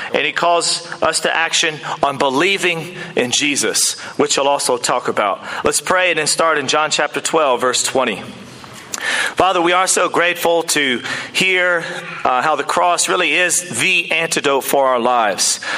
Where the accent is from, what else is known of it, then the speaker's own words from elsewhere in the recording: United States; now in New Zealand; I am back from the United States of America, and it's a great place. It's where I'm from